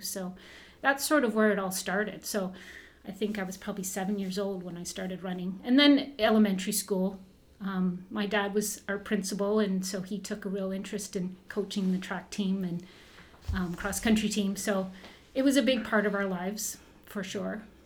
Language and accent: English; Burlington, Ontario, Canada; also born or lived in Kirkland Lake / Moosonee; when we moved to Southern Ontario. I grew up in Burlington